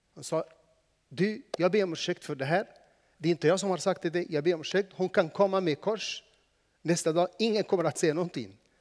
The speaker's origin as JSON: {"language": "Swedish", "country": "Egypt", "tie": "born or raised there", "second_language": "Swedish", "moved": "yes", "lives_now": "Sweden", "said": "jag är inte född här, men jag är född i Egypten"}